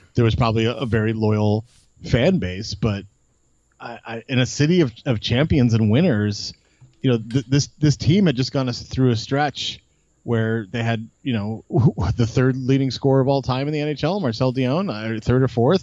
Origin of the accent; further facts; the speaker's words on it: Los Angeles, California, United States; I grew up in um in Los Angeles, uh, like, like up Beverly Glen, like kind of between Sherman Oaks, Bel Air area